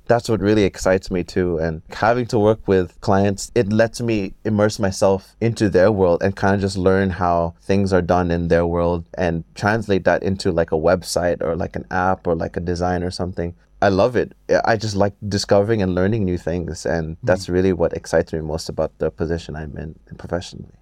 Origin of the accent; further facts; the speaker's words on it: Hong Kong; I am a Filipino born and raised in Hong Kong